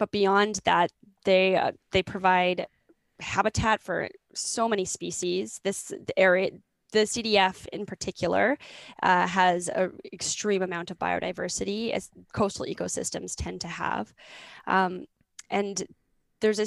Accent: Grande Prairie, Alberta, Canada; moved away; I grew up in Grand Prairie, Alberta, which is in northern Alberta

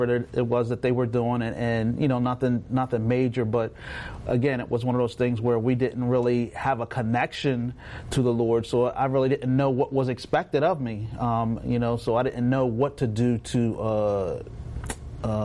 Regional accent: Woodbine, New Jersey, United States; also born or lived in Middle Township, New Jersey; I grew up in Woodbine, New Jersey. It's a small town, very small town.

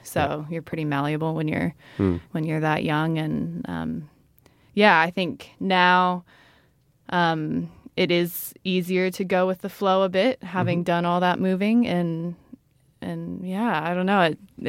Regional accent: Brazil; born there; And I was born in Brazil.

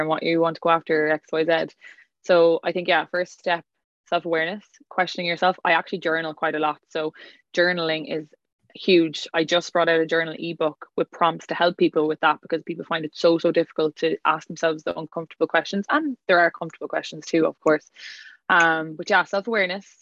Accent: County Clare, Ireland; I'm from County Clare, West Ireland

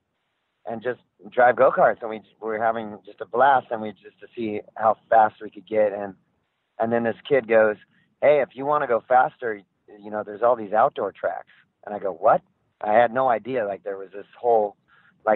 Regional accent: Southern California, United States; I grew up in Southern California, and when I was a kid, it was surfing and skateboarding

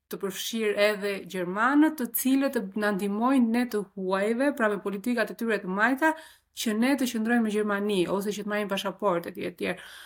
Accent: Albania; also born or lived in Grunewald, Berlin, Germany; now in Berlin, Germany; unë e them vetë, jam shqiptare

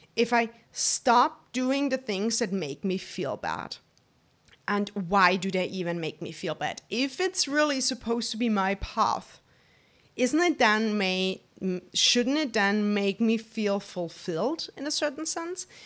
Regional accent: Germany; I'm born and raised in Germany by my wonderful family

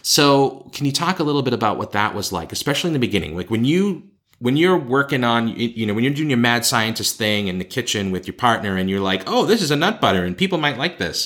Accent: Boston, Massachusetts, United States; accent: Boston; moved away as an adult; now in Beijing, China; When I go back and visit my hometown

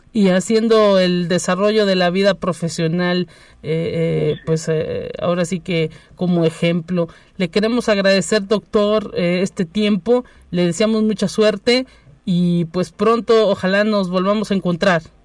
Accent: San Luis Potosí, Mexico; los potosinos.

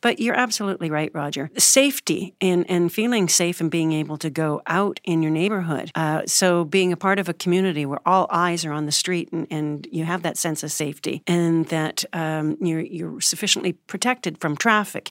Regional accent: Alberta, Canada; now in United States; I'm originally Canadian, and, um, I'm now a naturalized U S citizen as of twenty twelve, but I started in Canada, uh, Alberta, just above Montana. I was a, a farm girl

